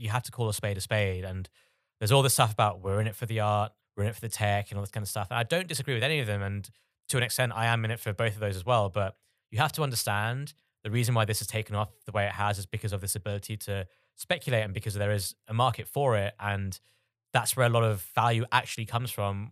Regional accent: Bangladesh; moved away; I'm originally from Bangladesh.

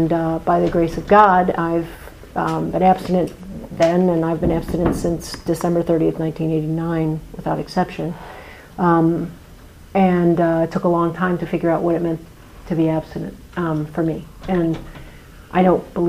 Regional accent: Chicago, Illinois, United States; I grew up in Chicago

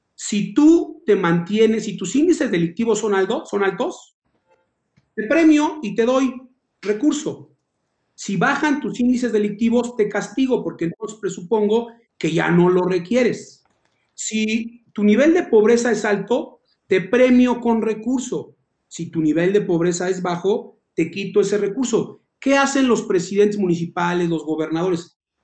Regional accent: Tlalnepantla de Baz, State of Mexico, Mexico; nací en Tlane, crecí en Tlane, vivo en Tlane

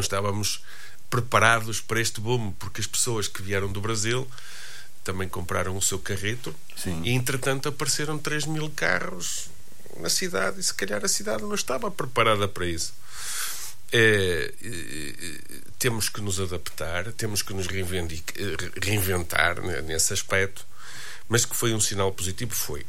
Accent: Braga, Norte, Portugal

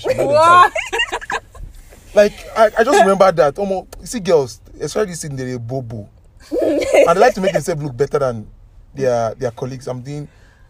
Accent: Wollongong, New South Wales, Australia; because you know I came from Wollongong. I'm also planning to buy one in Wollongong because it's a nice place.

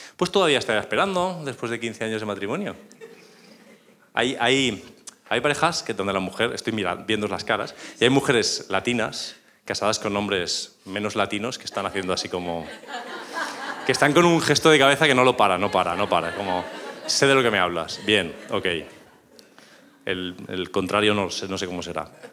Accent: northern Spain, Spain; yo soy español y del norte

